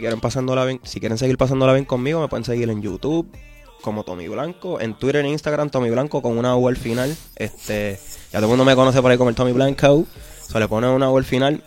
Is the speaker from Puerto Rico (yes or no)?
yes; Vieques, Puerto Rico; como una persona que viene de Vieques, que yo me crié con panas que no tenían baño